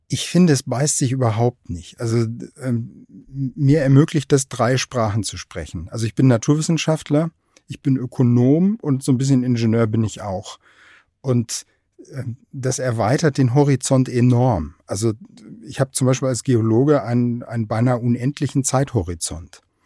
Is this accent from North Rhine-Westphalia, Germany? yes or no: yes; Aachen, North Rhine-Westphalia, Germany; moved away; also born or lived in Kiel; wir sind ja als Region erstens mal Strukturwandel sowieso schon gewohnt. Ne? Wir hatten mal in Aachen Stallindustrie